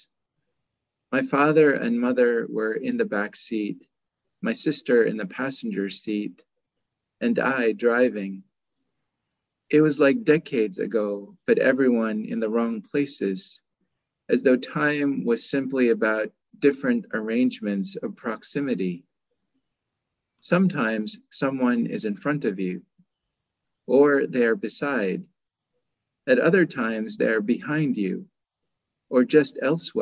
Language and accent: English; Oakland, California, United States; moved away as an adult; also born or lived in Seattle Tacoma area; now in Seattle, United States; I still consider Oakland to be my hometown.